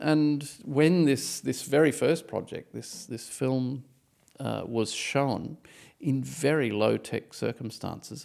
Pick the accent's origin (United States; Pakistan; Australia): Australia; moved away as an adult; now in Berlin, Germany; I'm Australian